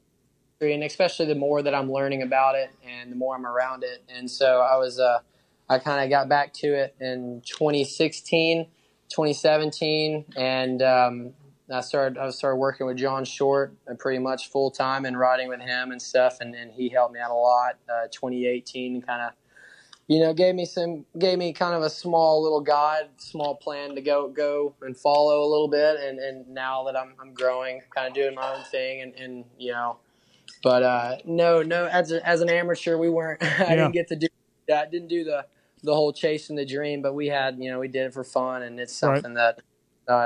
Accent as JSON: {"language": "English", "region": "Texas", "country": "United States", "tie": "born or raised there", "said": "I'm raised in Texas."}